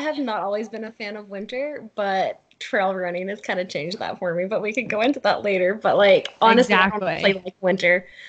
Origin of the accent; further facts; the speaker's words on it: Alabama, United States; moved away; also born or lived in California / Utah; I actually am from Alabama. That's where I grew up.